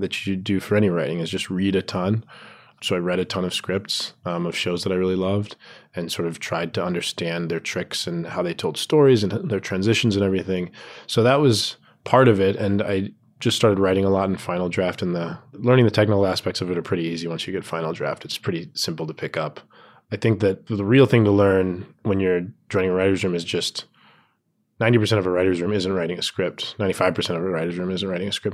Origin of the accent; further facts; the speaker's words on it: Tucson, Arizona, United States; moved away; I was home in Tucson, I'm from Tucson, Arizona